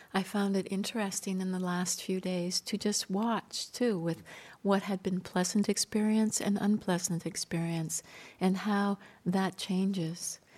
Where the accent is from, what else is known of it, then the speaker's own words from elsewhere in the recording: Canada; I grew up near the Rocky Mountains in Canada